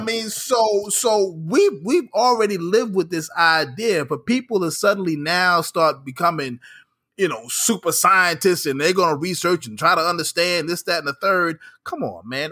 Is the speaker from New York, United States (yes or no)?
yes; New York, United States; as a New Yorker